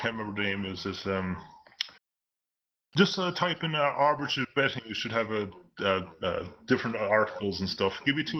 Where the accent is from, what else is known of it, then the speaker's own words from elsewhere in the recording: United Kingdom; accent: UK-ish; from the UK.